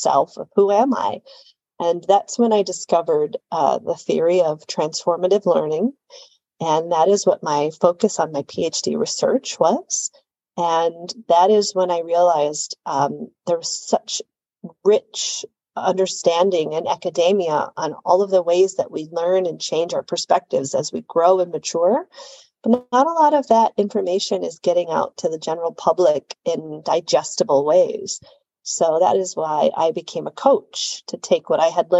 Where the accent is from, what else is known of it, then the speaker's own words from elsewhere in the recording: Chicago, Illinois, United States; I'm originally from Chicago, Illinois, in the United States